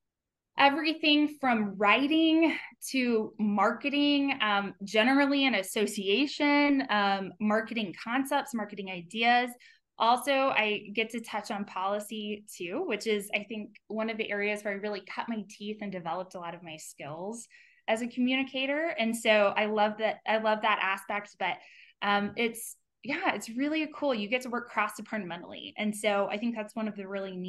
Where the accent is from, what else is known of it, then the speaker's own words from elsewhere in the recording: south of Lubbock, West Texas, United States; moved away as an adult; also born or lived in Washington, District of Columbia, United States; I grew up in West Texas in a row crop. My dad is a farmer